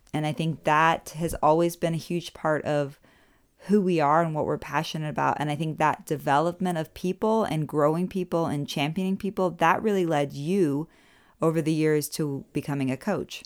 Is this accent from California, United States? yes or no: no; Orlando, Florida, United States; moved away as an adult; now in Germany; I'm from Orlando, Florida